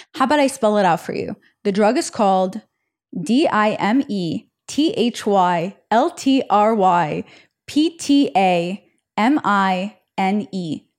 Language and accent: English; Israel; moved away; when I was growing up in Israel